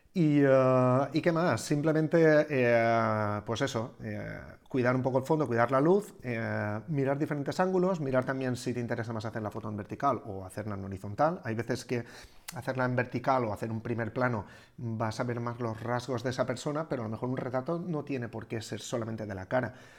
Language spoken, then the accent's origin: Spanish; Algemesí, Valencian Community, Spain; yo soy de Algemesi